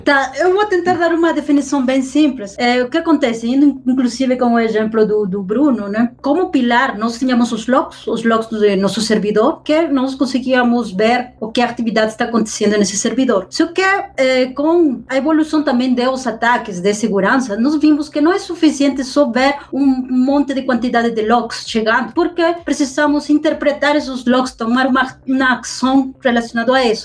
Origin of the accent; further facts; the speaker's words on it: Peru; Portuguese is a second language; moved away; Eu sou originária do Peru, então por isso que eu tenho um pouco de sotaque